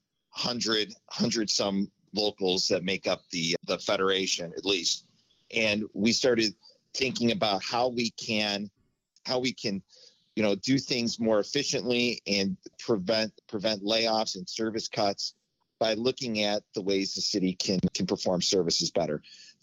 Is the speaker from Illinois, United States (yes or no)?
yes; Lockport, Illinois, United States; I grew up in the Lockport, Joliet area